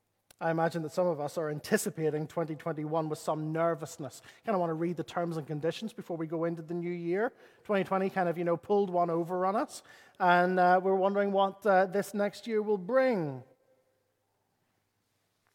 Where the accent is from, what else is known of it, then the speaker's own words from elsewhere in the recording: Northern Ireland, United Kingdom; As a Northern Irish person